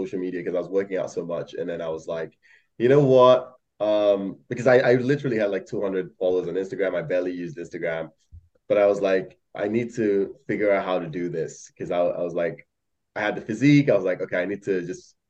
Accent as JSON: {"language": "English", "country": "Malaysia", "tie": "born or raised there", "moved": "as an adult", "said": "I grew up in Malaysia, and then this I did high school there for like 13 years, and then came over here to, yeah, go to college"}